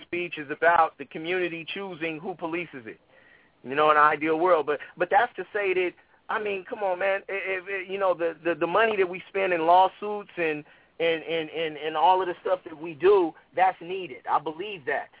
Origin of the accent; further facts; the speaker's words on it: Oakland, California, United States; I grew up in West Oakland.